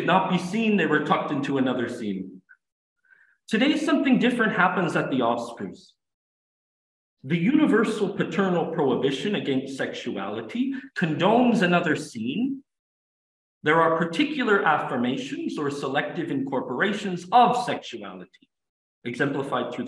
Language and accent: English; Canada; I'm an English speaker, but I'm also French Canadian. And I find myself blending the two languages together because it's my language